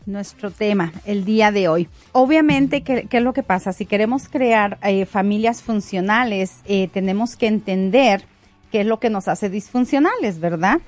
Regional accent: Mexico; now in United States; yo soy mexicana. Yo radico en Estados Unidos hace ya casi 23 años

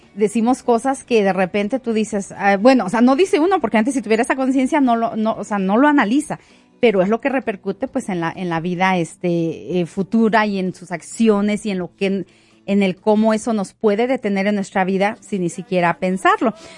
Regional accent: Mexico; now in United States; yo soy mexicana. Yo radico en Estados Unidos hace ya casi 23 años

